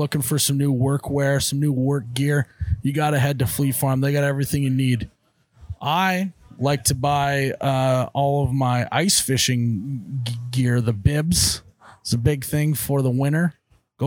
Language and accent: English; North Dakota, United States; I'm from North Dakota.